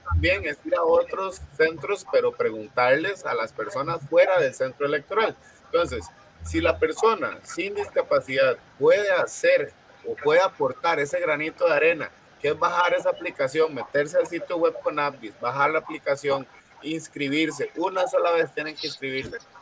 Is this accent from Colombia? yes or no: no; Costa Rica; Nosotros como costarricenses